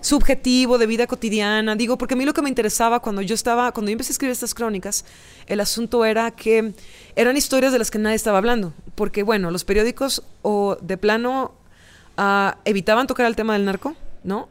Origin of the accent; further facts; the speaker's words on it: Veracruz, Mexico; la ciudad donde yo nací crecí, que se llama, es el puerto de Veracruz